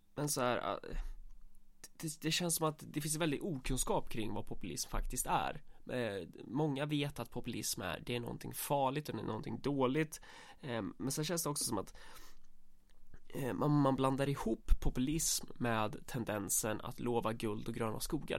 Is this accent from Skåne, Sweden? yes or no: no; Närke, Örebro County, Sweden; Vi är för fan närkingar